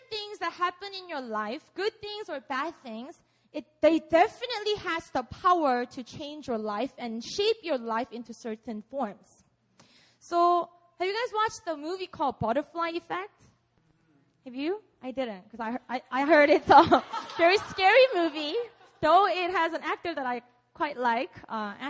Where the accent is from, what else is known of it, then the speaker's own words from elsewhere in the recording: Busan, South Korea; English is a second language; I grew up in Busan. I was born and raised here. So please excuse my English